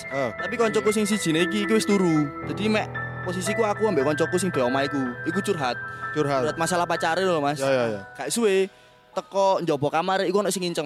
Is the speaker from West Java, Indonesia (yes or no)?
no; Malang, East Java, Indonesia; abis ini gua balik ya soalnya gue arek Malang mas